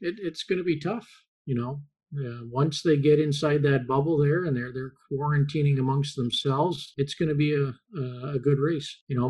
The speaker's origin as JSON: {"language": "English", "region": "Connecticut", "country": "United States", "tie": "born or raised there", "said": "but I grew up mostly in Connecticut when my dad was with the Whalers"}